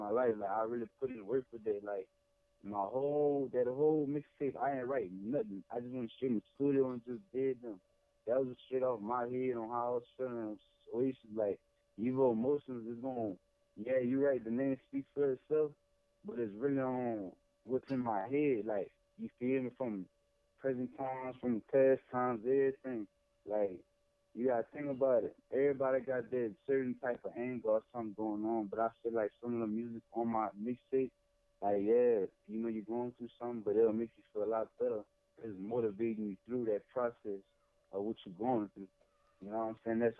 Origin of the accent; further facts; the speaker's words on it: Lafayette, Louisiana, United States; I'm from Lafayette, Louisiana